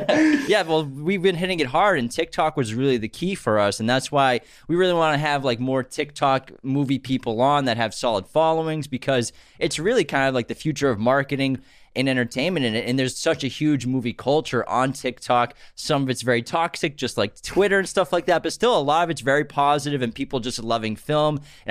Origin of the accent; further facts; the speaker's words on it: East Coast, United States; we're from East Coast too.